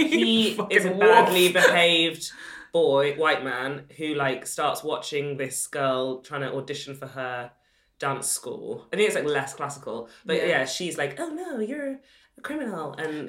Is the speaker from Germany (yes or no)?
no; Sheffield, Yorkshire and the Humber, United Kingdom; And I grew up in Sheffield.